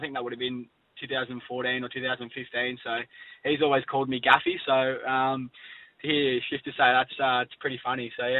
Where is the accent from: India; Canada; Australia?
Australia; Sydney, New South Wales; But, obviously, I was born in Sydney